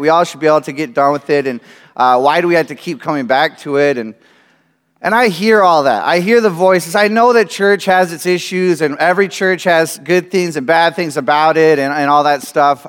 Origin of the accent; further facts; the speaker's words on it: United States; I grew up in America